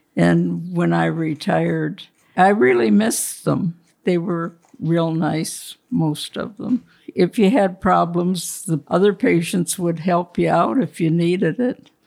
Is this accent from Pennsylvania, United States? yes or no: yes; Warren, Pennsylvania, United States; moved away as an adult; also born or lived in Buffalo, New York; So when I decided to move back to Warren, I applied and I worked there